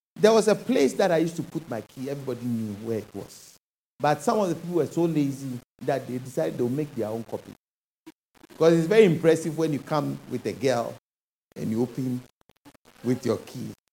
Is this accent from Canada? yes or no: no; Ghana; moved away as an adult; When I moved from Ghana here